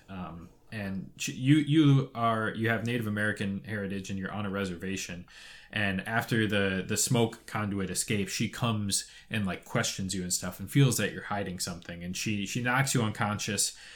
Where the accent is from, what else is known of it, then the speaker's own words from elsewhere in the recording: Toronto, Ontario, Canada; I'm from Toronto.